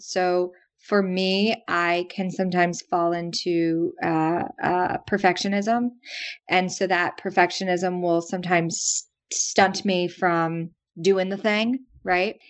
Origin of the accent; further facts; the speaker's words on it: the South, United States; now in New York, United States; I'm from the South